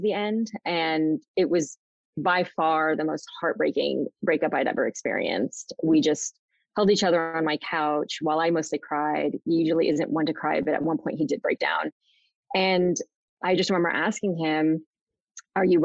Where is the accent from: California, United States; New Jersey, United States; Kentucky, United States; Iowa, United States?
California, United States; Southern; also born or lived in Sacramento, California; I live in Sacramento, California. I grew up in Southern California